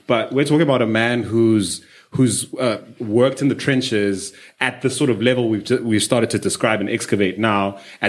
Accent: Zimbabwe; So, I'm from Zim. Shout out to you.

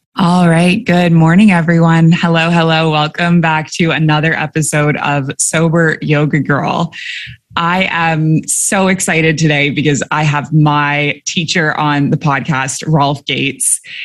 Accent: Canada; moved away as an adult; also born or lived in Dubai / Abu Dhabi; now in Bali, Indonesia; I'm a Canadian who moved across the world at age 23 and I never went back.

